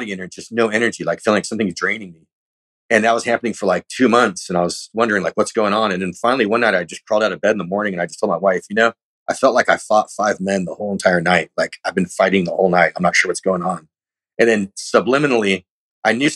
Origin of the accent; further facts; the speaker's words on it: California, United States; I'm from California